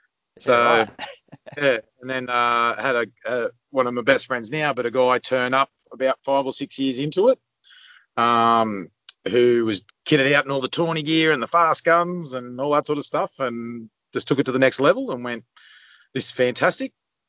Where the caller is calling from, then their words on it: New South Wales, Australia; Central Coast, New South Wales.